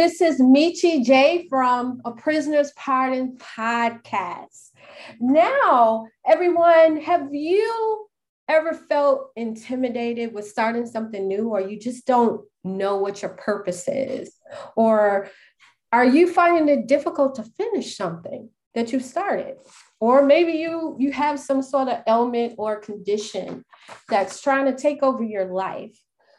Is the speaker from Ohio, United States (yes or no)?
no; Chicago, Illinois, United States; I'm born and raised in Chicago